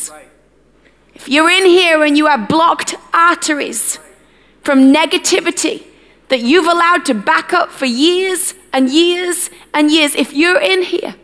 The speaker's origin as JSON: {"language": "English", "country": "United Kingdom", "said": "our British culture"}